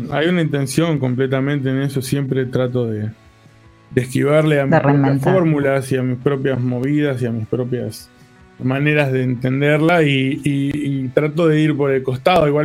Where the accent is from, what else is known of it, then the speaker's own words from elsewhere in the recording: Comodoro Rivadavia, Chubut, Argentina; also born or lived in La Plata; donde eran mis canciones que se llamaba … que era